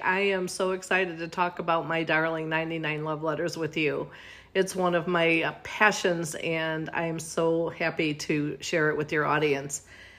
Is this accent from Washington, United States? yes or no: no; Oak Park, Illinois, United States; I grew up in Oak Park, Illinois, and I am the middle child of five. My mom and dad, my mom actually lived in Oak Park, so we're really five generations coming from that town, and I loved it there, and I would move back there in a heartbeat.